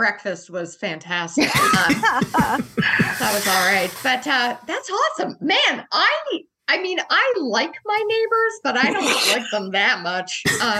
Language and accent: English; Montreal, Quebec, Canada; coming to you from Montreal, my hometown